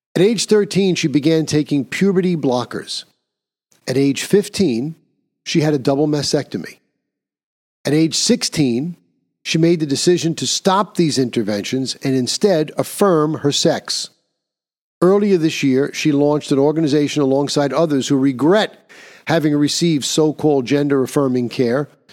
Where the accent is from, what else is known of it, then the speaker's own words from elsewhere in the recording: New York, United States; my home state of New York